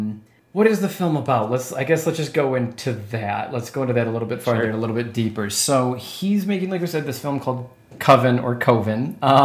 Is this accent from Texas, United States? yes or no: no; Wisconsin, United States; accent: Wisconsin accent; And as one who grew up in Wisconsin, man, those accents